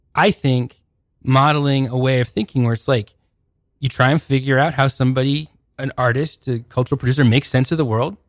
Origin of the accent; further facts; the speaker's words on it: Seattle, Washington, United States; I'm from Seattle originally.